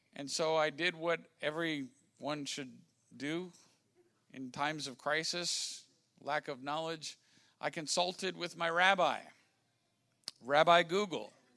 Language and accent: English; Washington, District of Columbia, United States; I'm from Washington, D.C.